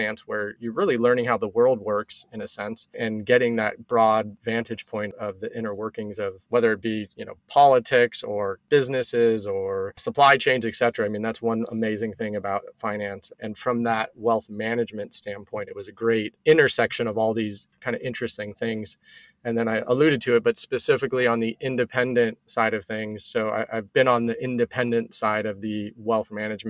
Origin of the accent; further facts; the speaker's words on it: California, United States; also born or lived in Bay Area / Oakland / Los Angeles; I've been California, born and raised my entire life. So originally born in the Bay Area.